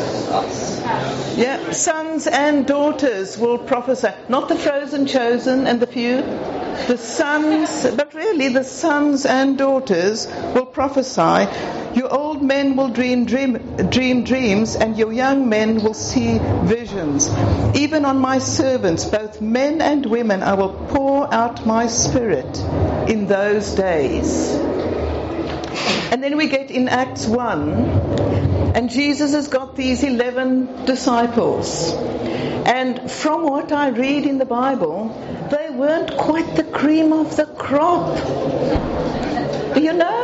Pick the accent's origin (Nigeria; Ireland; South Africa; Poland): South Africa; I'm South African